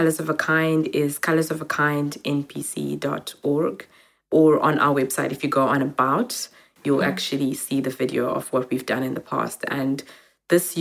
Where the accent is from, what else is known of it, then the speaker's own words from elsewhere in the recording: Cape Town, Western Cape, South Africa; also born or lived in Zimbabwe; growing up in Cape Town